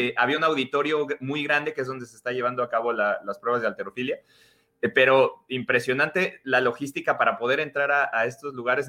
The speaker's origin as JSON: {"language": "Spanish", "country": "Mexico", "tie": "born or raised there", "moved": "yes", "lives_now": "United States", "said": "yo nací en México, crecí en México, ahora vivo en los Estados Unidos"}